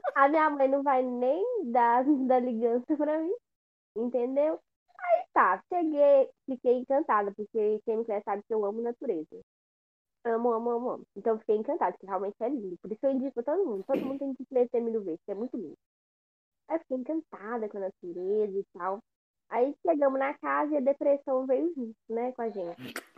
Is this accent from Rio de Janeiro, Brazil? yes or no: no; Ipatinga, Minas Gerais, Brazil; Nós somos de Patinha